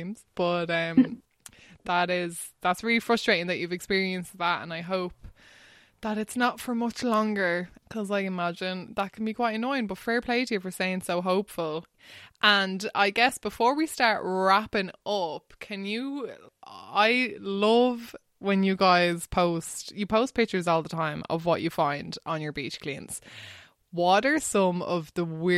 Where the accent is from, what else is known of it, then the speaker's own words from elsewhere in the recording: Wexford, Leinster, Ireland; I grew up in Wexford, and thankfully we've loads of beautiful beaches there